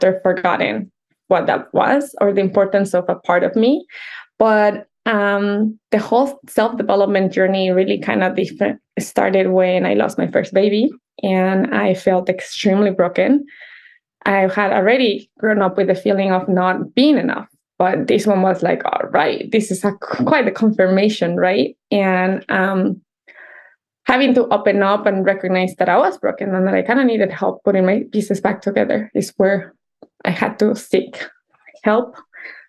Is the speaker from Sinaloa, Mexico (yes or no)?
no; Mexico City, Mexico; English is a second language; moved away; I was definitely born and raised in Mexico City